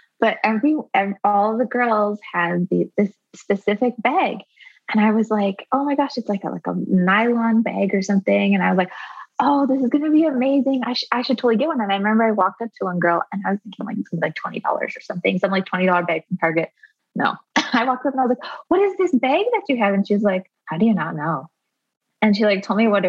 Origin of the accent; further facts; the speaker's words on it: rural Arizona, United States; I grew up in rural Arizona and I was homeschooled by my mom